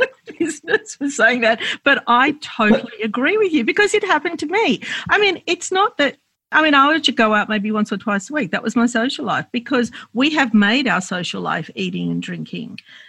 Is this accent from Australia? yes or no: yes; Australia; we're Lebanese Australian and my parents immigrated to Australia, to Sydney in the 50s.